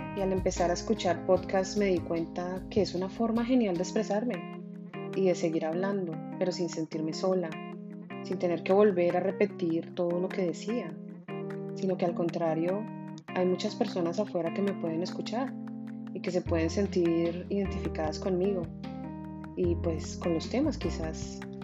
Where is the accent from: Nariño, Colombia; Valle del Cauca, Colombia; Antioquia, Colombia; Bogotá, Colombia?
Bogotá, Colombia; moved away as an adult; now in Miami, United States; Nací en Bogotá, Colombia, aunque desde hace 14 años vivo en Miami, Florida